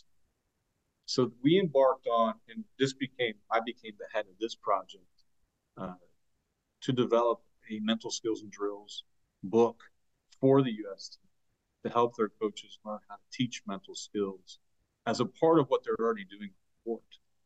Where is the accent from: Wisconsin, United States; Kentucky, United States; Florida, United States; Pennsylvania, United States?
Pennsylvania, United States; Western; I grew up in Western Pennsylvania in the 80s